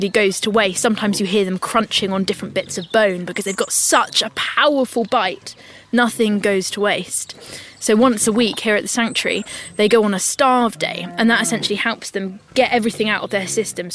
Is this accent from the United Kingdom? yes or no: yes; United Kingdom; I'm a British naturalist and TV presenter